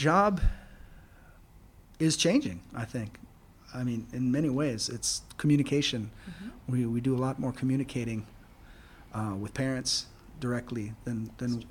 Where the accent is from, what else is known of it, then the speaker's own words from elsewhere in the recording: United States; now in Singapore; as an American